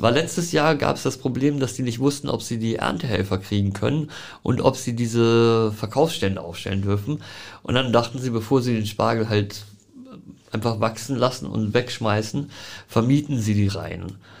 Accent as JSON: {"language": "German", "region": "Hamburg", "country": "Germany", "tie": "born or raised there", "said": "ich bin geboren in Großborstel"}